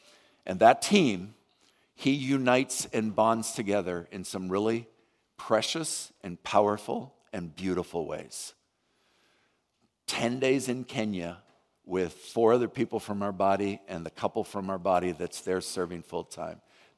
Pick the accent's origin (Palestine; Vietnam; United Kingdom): Vietnam; I can remember when I was growing up in Vietnam, the Alliance sent out hundreds of missionaries